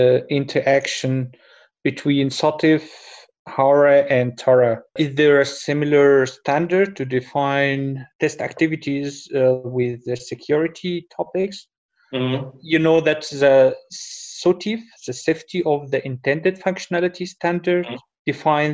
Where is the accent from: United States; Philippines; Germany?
Germany; From Germany